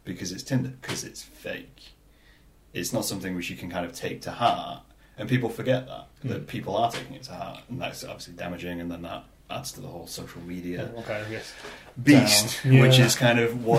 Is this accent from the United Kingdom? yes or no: yes; England, United Kingdom; we're English.